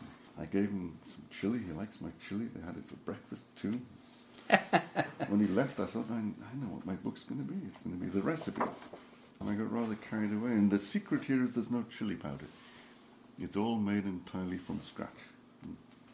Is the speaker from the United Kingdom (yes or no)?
yes; England, United Kingdom; moved away as an adult; also born or lived in Wales; now in Iowa, United States; Being an Englishman